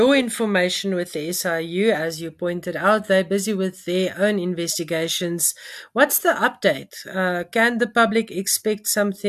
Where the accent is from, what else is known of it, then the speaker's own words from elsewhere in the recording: South Africa; as a activist and as a taxpayer and as a South African.